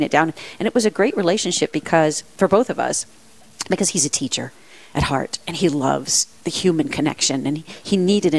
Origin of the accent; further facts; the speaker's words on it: Las Cruces, New Mexico, United States; also born or lived in Paterson, New Jersey; I grew up in New Mexico